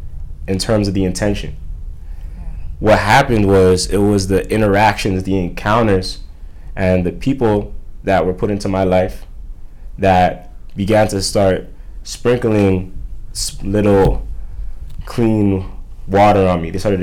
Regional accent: Toronto, Ontario, Canada; So the thing was me growing up, I always felt like the victim.

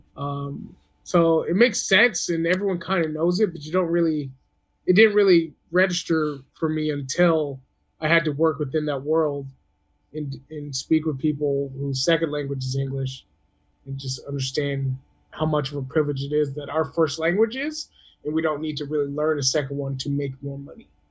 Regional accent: American South, United States; now in California, United States; I'm from the American South, which is really southeast

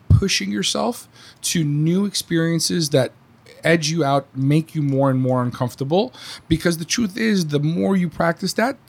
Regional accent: New York, United States; moved away; As a New Yorker or a former New Yorker, we're very not short-tempered, but we're all about the getting to the point, okay?

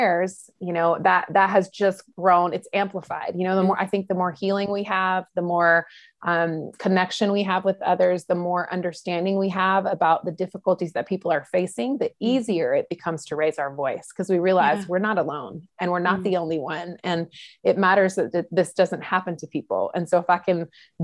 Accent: North Carolina, United States; in North Carolina, for those who are listening here in America, that's where I was raised

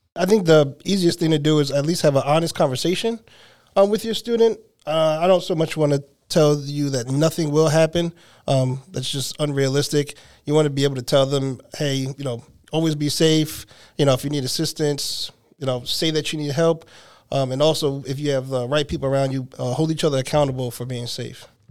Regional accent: New Jersey, United States; now in Nashville, United States; I'm originally from New Jersey, and I've been here for three years.

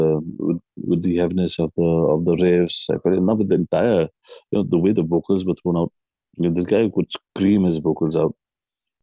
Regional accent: India; we are from India

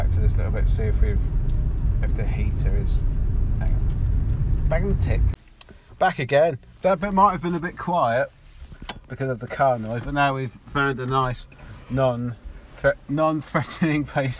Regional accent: England, United Kingdom; I am English.

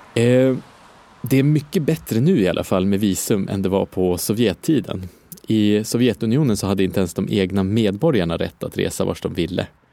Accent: Umeå, Västerbotten County, Sweden; Umeå, där jag kommer ifrån

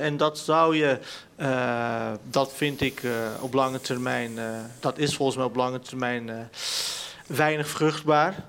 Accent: Netherlands; ik ben in Nederland geboren.

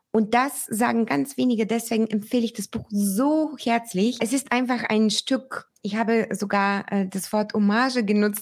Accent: Bulgaria; moved away; mein Heimatland Bulgarien

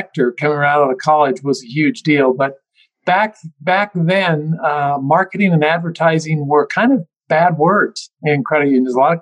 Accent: Utah, United States; I grew up in Utah, went to the University of Utah

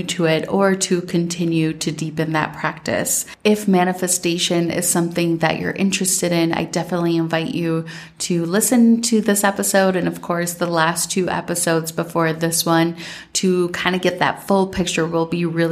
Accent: Minnesota, United States; now in Colombia; growing up in Minnesota

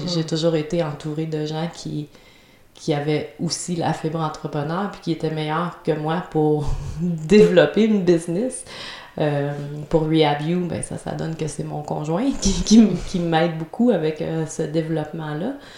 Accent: Trois-Rivières, Quebec, Canada; j'étais à Trois-Rivières, ma ville natale.

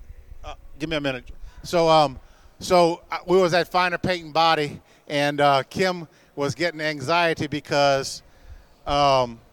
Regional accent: Louisiana, United States; we're still coon-asses.

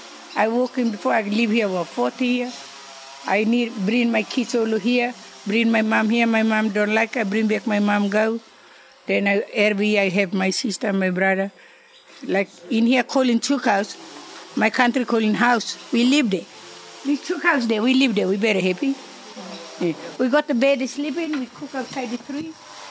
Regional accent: Timor-Leste; English is a second language; now in Melbourne, Australia; I'm from East Timor

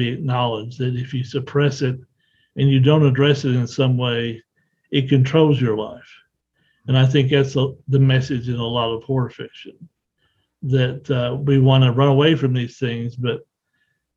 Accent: the South, United States; I grew up in the South

